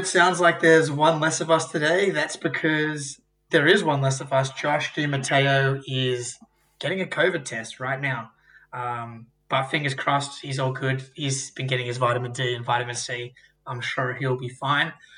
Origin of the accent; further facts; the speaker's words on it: Australia; as an Australian